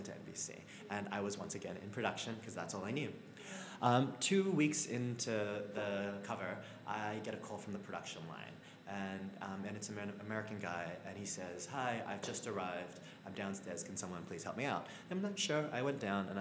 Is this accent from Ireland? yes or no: no; Australia; moved away as an adult; also born or lived in Melbourne, Australia / Sydney, Australia; now in United Kingdom; as an Australian